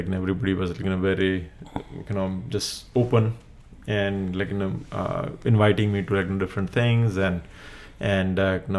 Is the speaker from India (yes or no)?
yes; Gujarat, India; first language Gujarati; English is a second language; moved away; I was in Gujarati medium, where my mother tongue is Gujarati, where so medium of instruction is in Gujarati.